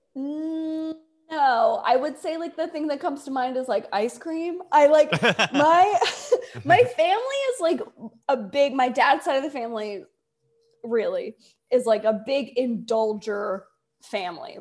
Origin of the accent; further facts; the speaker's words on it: Delaware, United States; also born or lived in Indiana / Cameroon; I grew up in Delaware